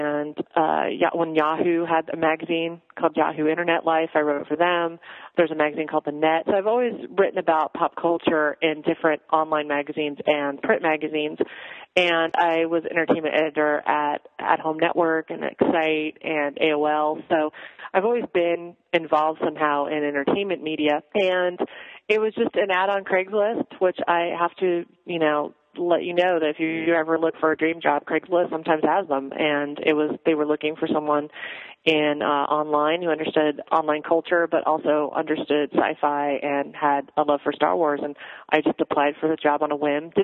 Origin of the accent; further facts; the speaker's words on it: Midwest, United States; I grew up in the Midwest